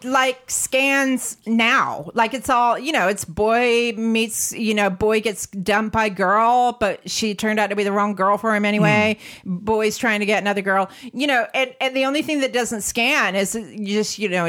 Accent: United States; now in London, United Kingdom; as an American

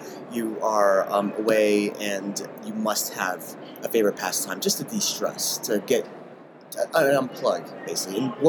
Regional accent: South Florida, United States; moved away; I'm from South Florida, so we're a very flat state.

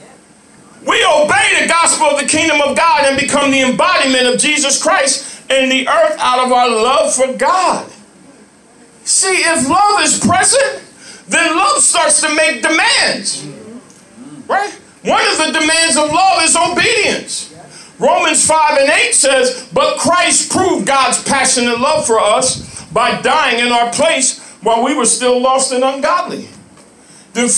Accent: Lawrenceville, New Jersey, United States; moved away as an adult; also born or lived in Atlanta, Georgia; I grew up in Lawrenceville, New Jersey.

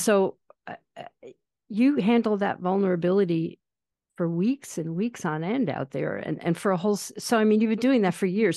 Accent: East Coast, United States; moved away; I grew up sailing on the East Coast

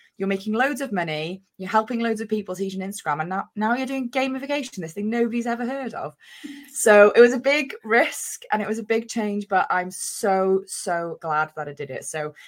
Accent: Wales, United Kingdom; now in Bristol, United Kingdom; Originally, I'm from North Wales, but I live in Bristol these days. So, I've got a bit of a mixed accent, but I am Welsh.

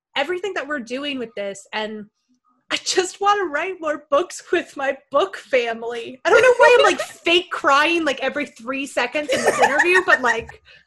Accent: Canada; now in United States; I'm Canadian.

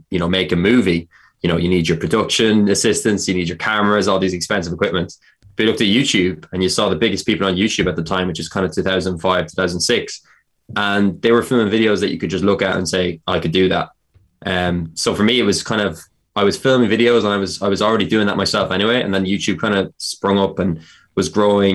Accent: Carlow, County Carlow, Ireland; I'm from Carlow.

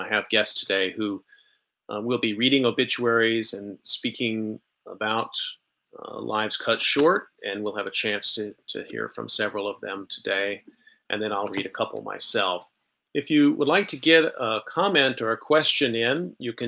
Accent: Dallas, Texas, United States; I'm from Texas too. I was born in Dallas.

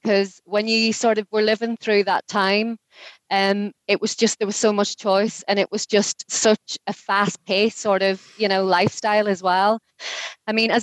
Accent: Derry, Northern Ireland, United Kingdom; moved away as an adult; now in Newcastle upon Tyne, United Kingdom; I grew up in Derry

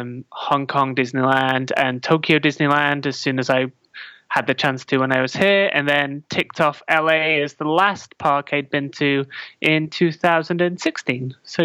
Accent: North West England, United Kingdom; Yeah, so I am. I'm from, just outside of Manchester, in England. I always say Manchester, but then if anybody of my friends are listening and they hear me say Manchester, they will be annoyed because I'm not actually, but just close.

